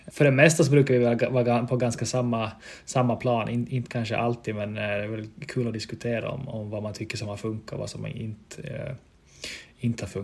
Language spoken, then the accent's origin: Swedish; Vaasa, Ostrobothnia, Finland; accent: Vasa dialect; Jag, jag vill ju tro att jag har ännu dialekten kvar från, från Vasa men folk brukar ju såga mig då. Jag säger att jag har en Vasadialekt.